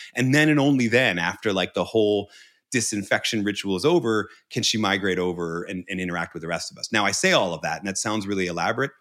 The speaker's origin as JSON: {"language": "English", "region": "Northeast of the United States", "country": "United States", "said": "I come from the Northeast of the United States."}